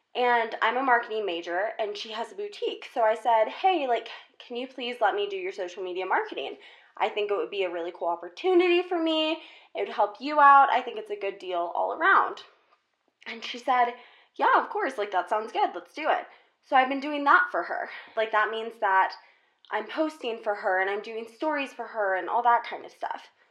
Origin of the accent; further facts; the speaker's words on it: South Carolina, United States; moved away as an adult; now in Colorado, United States; I'm originally from South Carolina